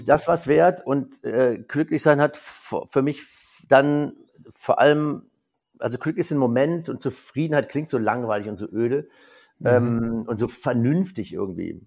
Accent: Germany; now in Cologne, Germany; so als Winzersohn, ich bin ja quasi in der Mosel im Riesling aufgewachsen

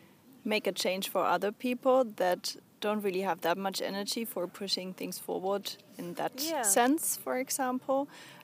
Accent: Bavaria, Germany; now in Berlin, Germany; when I travel home, I'm also from Bavaria

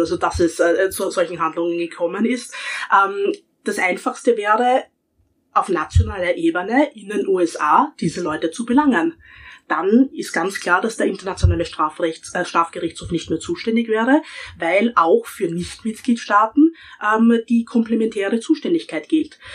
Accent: Austria; ich als Österreicher

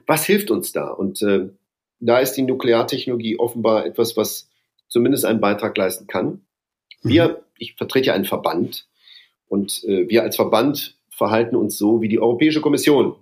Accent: Duisburg, North Rhine-Westphalia, Germany; moved away as an adult; also born or lived in Bonn; now in Brussels, Belgium; Bin ja ein Kind des Ruhrgebiets

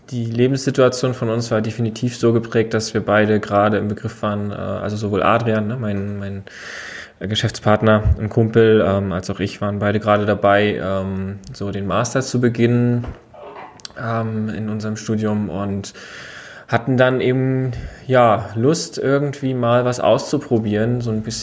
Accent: Rostock, Mecklenburg-Vorpommern, Germany; Wir sind ja beide Rostocker

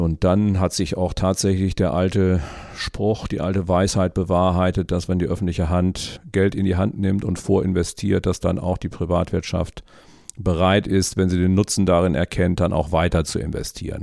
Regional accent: Bad Oeynhausen, North Rhine-Westphalia, Germany; moved away as an adult; also born or lived in Wangerooge; Wir kommen ja aus Bad Oeynhausen aus der Historie heraus

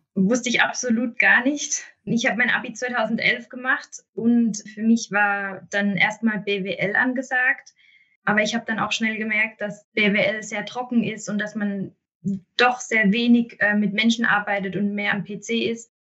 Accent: Mosbach, Baden-Württemberg, Germany; in meiner Heimatstadt eine Stelle

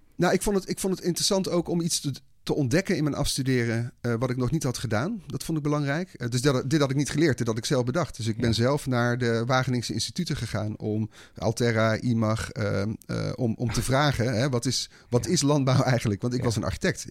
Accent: Breda, North Brabant, Netherlands; In Breda. Ik ben opgegroeid in Breda

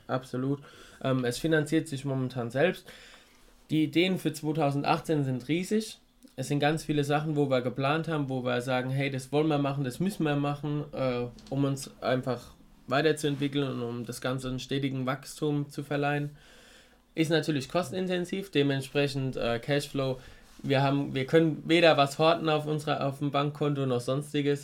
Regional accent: Rhineland-Palatinate, Germany; bei uns in der Pfalz

